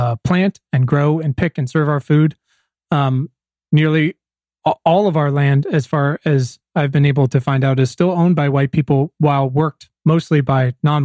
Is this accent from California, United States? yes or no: no; Williamsburg, Virginia, United States; now in Los Angeles, United States; I'm from Virginia, Williamsburg, just down the street from Jamestown